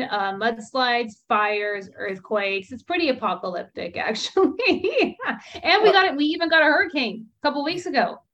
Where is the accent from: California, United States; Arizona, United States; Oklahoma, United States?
California, United States; a Californian